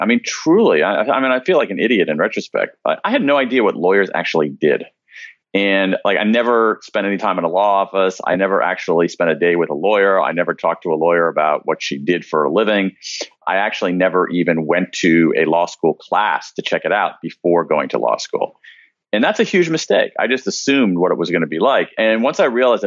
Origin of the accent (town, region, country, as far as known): American Midwest, United States; born or raised there